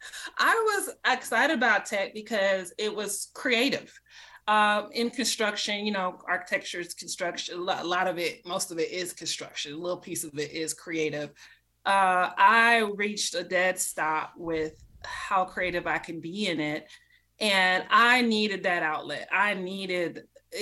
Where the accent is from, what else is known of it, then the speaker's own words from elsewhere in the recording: Miami, Florida, United States; moved away as an adult; now in Atlanta, United States; I'm from Miami, Florida